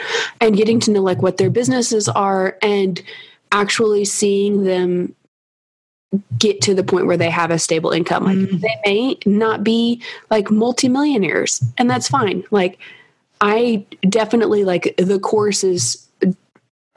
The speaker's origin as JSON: {"language": "English", "region": "Kentucky", "country": "United States", "said": "I'm from Kentucky, which you may have noticed some with my accent"}